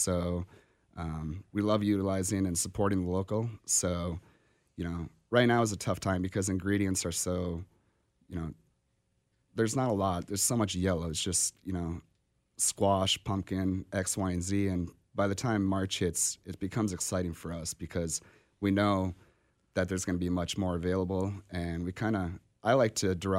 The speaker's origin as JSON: {"language": "English", "region": "Minnesota", "country": "United States", "also_born_or_lived": "New York", "moved": "as an adult", "lives_now": "Kansas City, United States", "said": "I'm originally from Minnesota, and I've been here for 12 years"}